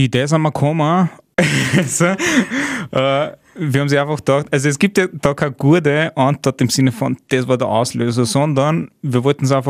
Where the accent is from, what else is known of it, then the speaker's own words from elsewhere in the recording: Austria; vor allem als Österreicher hast du einen sehr starken Reisepass